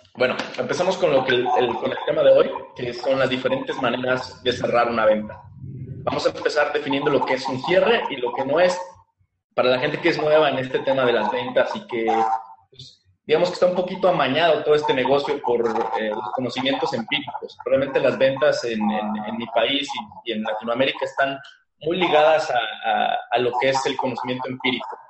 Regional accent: Mexico; aquí en mi país

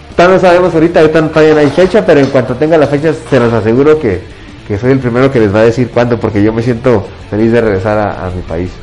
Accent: Ciudad Juárez, Chihuahua, Mexico; also born or lived in El Paso, Texas; me siento muy orgulloso de ser de la frontera de Juárez del Paso

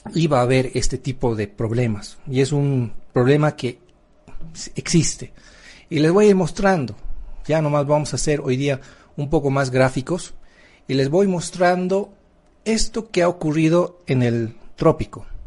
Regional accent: Bolivia; somos bolivianos.

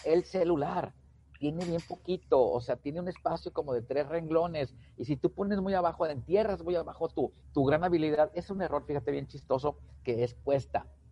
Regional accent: Tamaulipas, Mexico; also born or lived in Pachuca, Hidalgo; now in Nuevo León, Mexico; soy de Tamaulipas, vivo en el estado de Nuevo León desde hace mucho tiempo

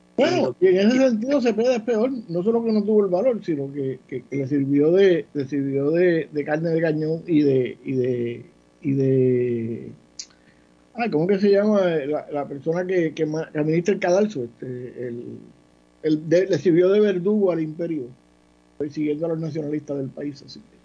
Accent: Ponce, Puerto Rico

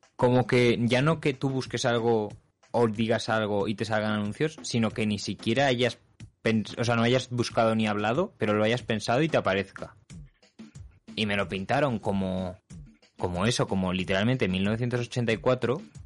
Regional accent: Spain; moved away

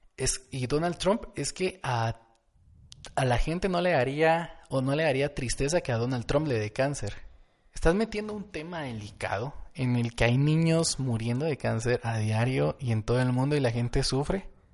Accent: Guatemala; somos de Guatemala

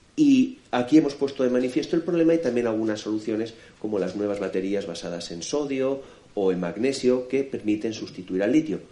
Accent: Alicante, Valencian Community, Spain; yo vengo de Alicante, Ahí tenemos nuestra maravillosa Vega Baja

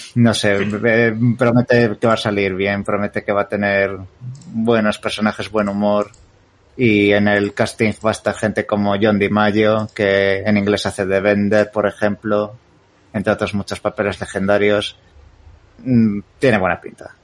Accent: Spain; como buen español que ha nacido en los 90 he crecido viendo Los Simpson a la hora de comer

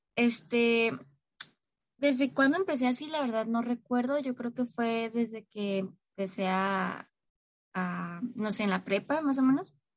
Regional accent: Tijuana, Baja California, Mexico; Soy de Tijuana, Baja California, México

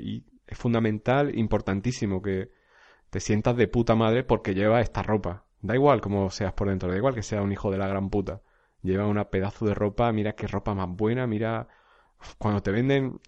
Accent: a village in Jaén, Andalusia, Spain; now in Alicante, Spain; un pueblo de origen, un pueblo de Jaén, donde yo, donde yo soy natural

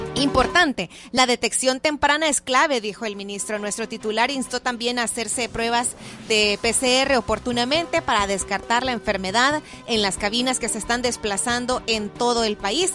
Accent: El Salvador; nosotros como salvadoreños

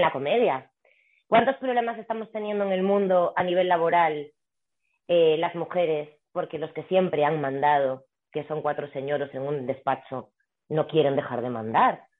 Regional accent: Galicia, Spain; also born or lived in Vigo; now in Madrid, Spain; yo que soy gallega

